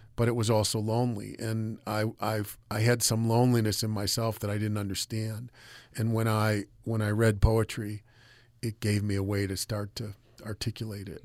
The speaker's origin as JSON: {"language": "English", "country": "United States", "said": "I'm an American"}